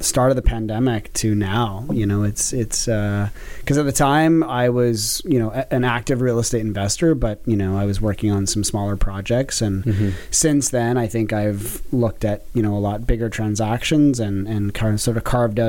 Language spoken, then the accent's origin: English; Alberta, Canada; now in Toronto, Canada; I'm from Alberta